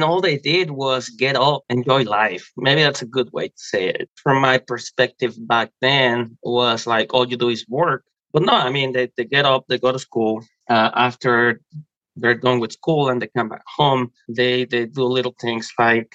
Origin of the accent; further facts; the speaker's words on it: Mexico City, Mexico; now in United States; I grew up in Mexico City